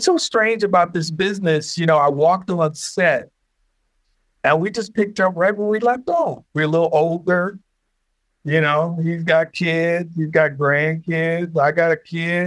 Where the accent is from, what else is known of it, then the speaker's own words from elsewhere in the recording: Detroit, Michigan, United States; I'm from Detroit, born and raised